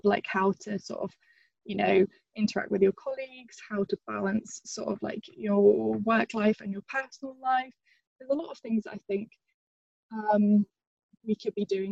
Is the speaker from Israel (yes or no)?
no; Northern Ireland, United Kingdom; also born or lived in England; when I was about 8 years old, we moved from England to Northern Ireland, which was originally supposed to be for, I think, 2 years and ended up being more like 13.